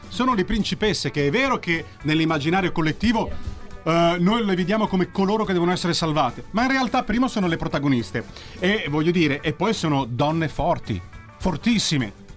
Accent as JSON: {"language": "Italian", "region": "Southern Italy", "country": "Italy", "said": "io che sono terrone"}